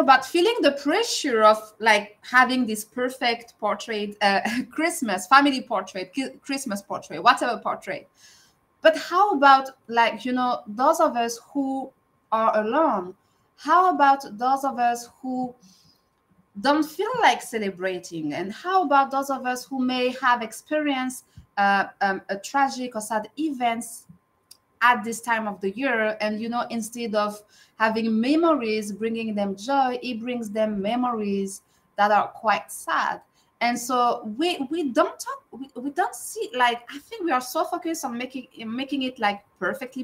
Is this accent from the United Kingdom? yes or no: no; France; moved away as an adult; now in Canada; I'm not from North America. I'm from France, and I moved to Canada like more than 10 years ago, 12 years ago, actually